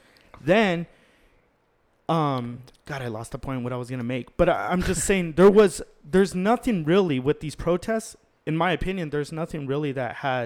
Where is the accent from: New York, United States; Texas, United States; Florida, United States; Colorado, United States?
Texas, United States; El Paso; We're from El Paso